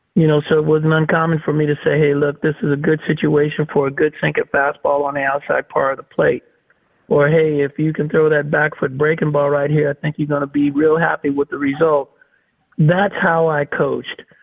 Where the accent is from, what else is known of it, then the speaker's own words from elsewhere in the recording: Oakland, California, United States; I grew up in the Bay Area